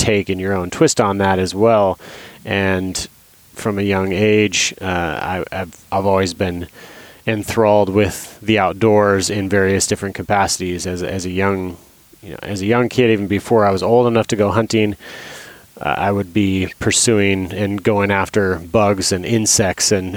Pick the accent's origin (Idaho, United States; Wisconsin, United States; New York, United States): Idaho, United States; moved away as an adult; also born or lived in Alaska; I grew up in Idaho. I was born and raised in Idaho